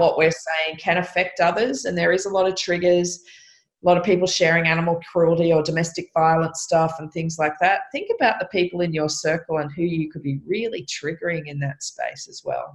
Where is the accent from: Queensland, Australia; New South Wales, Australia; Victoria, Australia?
New South Wales, Australia; Byron Bay; also born or lived in Lennox Head; I was born in Byron Bay. I live in Lennox Head.